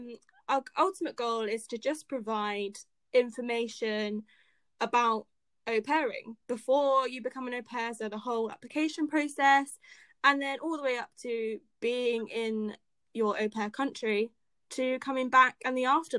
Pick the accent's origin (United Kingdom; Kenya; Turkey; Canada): United Kingdom; Bournemouth, South West England; we are from the UK. We're both Brits. I'm from Bournemouth in the south.